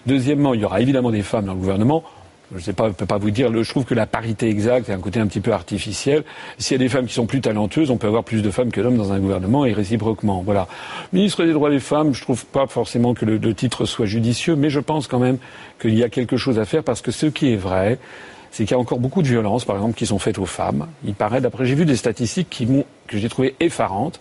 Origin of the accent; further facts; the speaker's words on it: France; moi je suis français